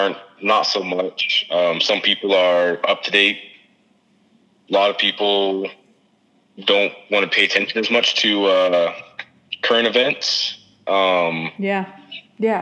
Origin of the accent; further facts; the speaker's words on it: United States; as American people